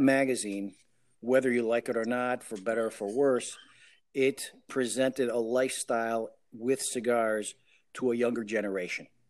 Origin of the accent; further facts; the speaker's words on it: Chicago, Illinois, United States; I am the first one born in the States, and I was born in Chicago